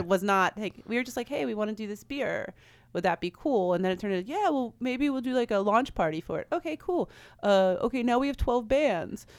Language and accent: English; Frederick, Maryland, United States; moved away; I'm from Frederick, Maryland, and when I was in Frederick, I started a women's beer group